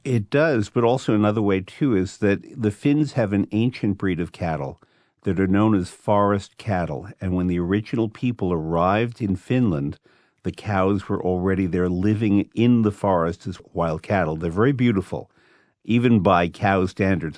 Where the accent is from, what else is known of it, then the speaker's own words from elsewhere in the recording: New York, United States; I'm from New York